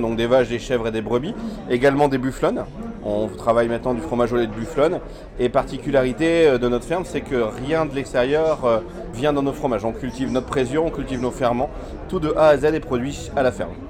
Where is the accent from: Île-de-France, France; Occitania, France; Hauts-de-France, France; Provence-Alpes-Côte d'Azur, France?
Hauts-de-France, France; Saint-Omer; je viens de Saint-Omer, une petite ville de 15 000 habitants entre Calais et Boulogne-sur-Mer dans le 62.